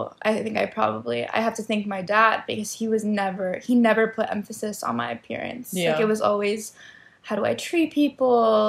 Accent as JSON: {"language": "English", "town": "Miami", "region": "Florida", "country": "United States", "tie": "born or raised there", "moved": "as an adult", "lives_now": "New York, United States", "said": "growing up in Miami, we're always in bathing suits"}